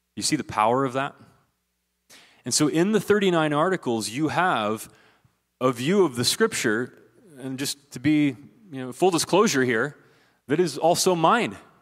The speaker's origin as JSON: {"language": "English", "region": "southeastern Ohio", "country": "United States", "tie": "born or raised there", "moved": "yes", "said": "when I was growing up in the backwoods of southeastern Ohio"}